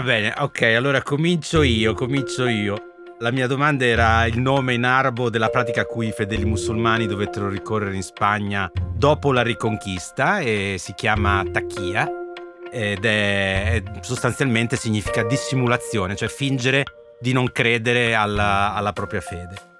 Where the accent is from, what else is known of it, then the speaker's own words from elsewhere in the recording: Emilia-Romagna, Italy; now in Rome, Italy; io sono romagnolo e quindi io sono un babbo, non sono un papà